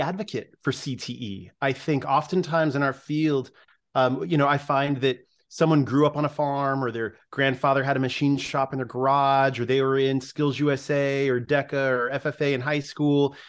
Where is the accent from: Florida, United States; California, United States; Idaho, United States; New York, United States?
California, United States; my home state in California